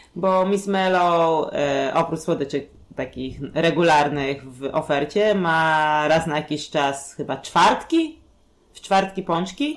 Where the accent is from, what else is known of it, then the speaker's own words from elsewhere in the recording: Warsaw, Masovian Voivodeship, Poland; u nas w Warszawie